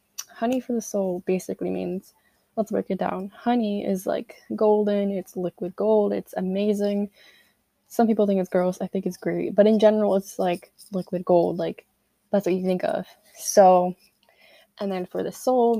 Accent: Connecticut, United States; I'm 16, I'm from Connecticut, junior in high school

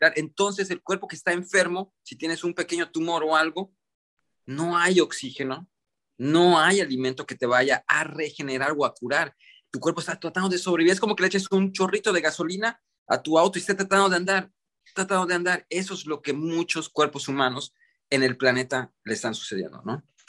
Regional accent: Mexico; moved away as an adult; also born or lived in United States; yo crecí en Estados Unidos, soy mexicano, mexicoamericano, mexicano de nacimiento, eh, criado casi toda mi vida en, Estados Unidos. Fue donde crecí desde, desde nacido hasta los 8 años y luego regresé a México y estuve como 10, 11 años

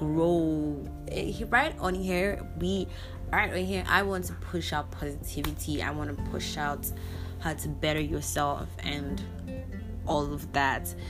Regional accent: Nigeria

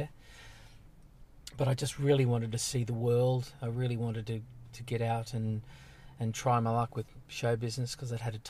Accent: Sydney, New South Wales, Australia; Western suburbs. Guildford. It's a working class area. It was a fantastic place to grow up in.

